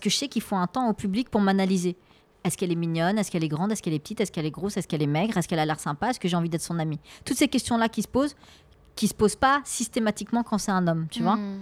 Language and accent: French; France; Et alors qu'on a grandi ici, on est né ici. Moi, je suis, je suis une enfant. Euh, une enfant de la République française